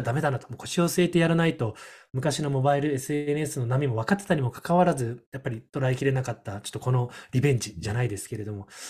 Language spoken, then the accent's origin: Japanese; Okinawa, Japan; 沖縄出身